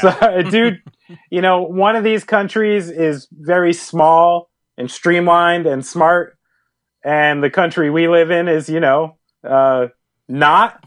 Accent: New Jersey, United States; we're from New Jersey. We understand the trip from North Jersey to A C

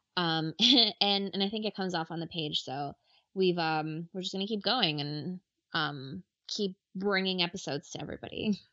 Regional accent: Ecuador; I'm from Ecuador

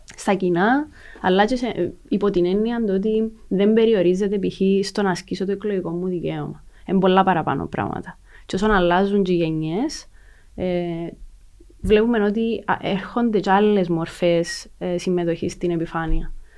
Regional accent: Lakatamia, Nicosia District, Cyprus; also born or lived in Kaimakli; γεννήθηκα στη Λακατάμια, ε, όπου και έζησα, μέχρι τα 22 μου, 23 μου.

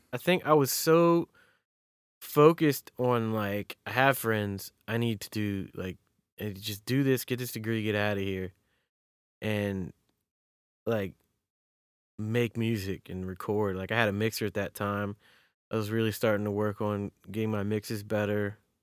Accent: Maryland, United States; also born or lived in North Carolina; I was born in North Carolina and then in sixth grade moved to Maryland

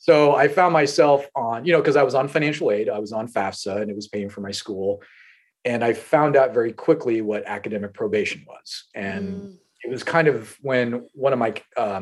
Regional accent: North Platte, Nebraska, United States; I was born in North Platte, Nebraska.

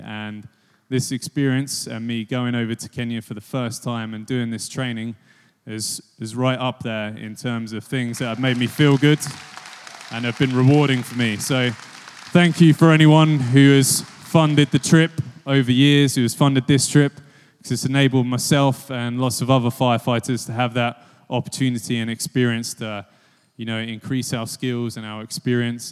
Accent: Biggleswade, East of England, United Kingdom; I'm from Bigglesweed on the other side of Bedfordshire, really small town

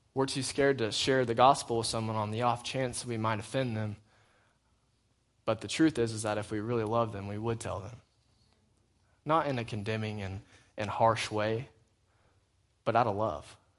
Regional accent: United States; I'm still an American

